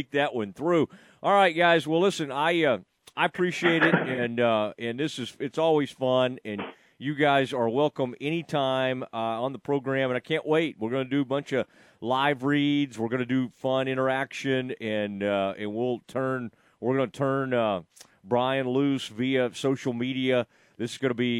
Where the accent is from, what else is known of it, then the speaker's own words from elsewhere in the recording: Kaufman County, Texas, United States; growing up in Kaufman County.